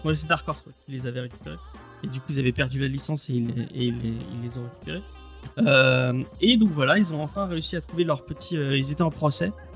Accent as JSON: {"language": "French", "town": "Marseille", "region": "Provence-Alpes-Côte d'Azur", "country": "France", "said": "je suis marseillais"}